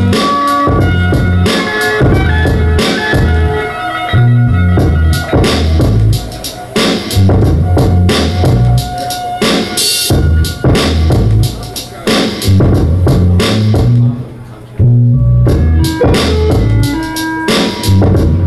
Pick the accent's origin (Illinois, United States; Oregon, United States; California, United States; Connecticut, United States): California, United States; Oakland; moved away; I'm a producer from Oakland, California